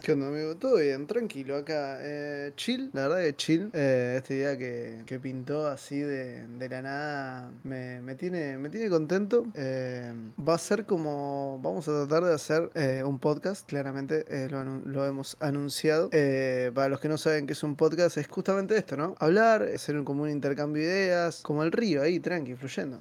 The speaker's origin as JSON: {"language": "Spanish", "region": "Buenos Aires", "country": "Argentina", "said": "Soy de Villaluro"}